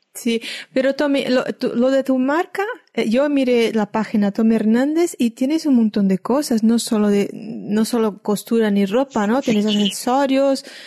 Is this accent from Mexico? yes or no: no; Brazil; moved away; Eso me hizo recordar de niña que en Brasil